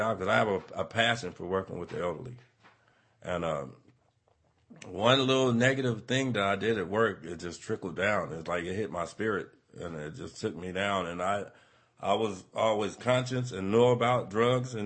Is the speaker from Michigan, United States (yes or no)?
no; Las Vegas, Nevada, United States; moved away as an adult; now in Modesto, United States; I had a great family growing up in Vegas